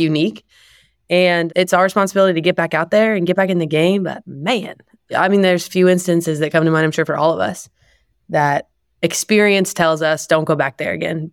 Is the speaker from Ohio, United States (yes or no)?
yes; Ohio, United States; moved away; I'm from Ohio, our families are really far away